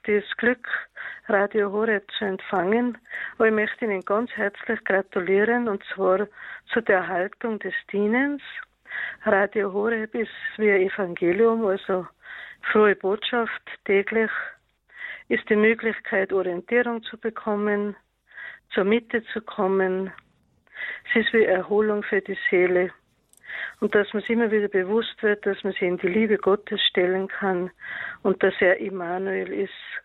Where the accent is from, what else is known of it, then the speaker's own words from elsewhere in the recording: Kitzbühel district, Tyrol, Austria; Ich komme aus dem Bezirk Kitzbühel